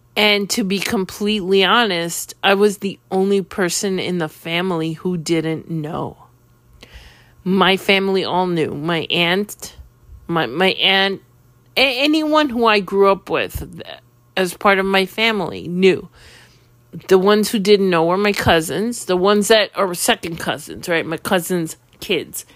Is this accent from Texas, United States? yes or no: no; New York City, New York, United States; When I was ten years old, living in Queens